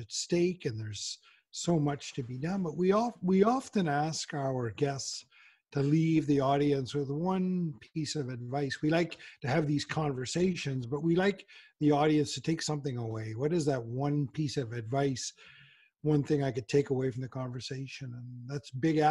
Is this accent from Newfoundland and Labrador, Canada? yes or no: yes; Newfoundland and Labrador, Canada; I'm not an Islander. I'm a Newfoundlander.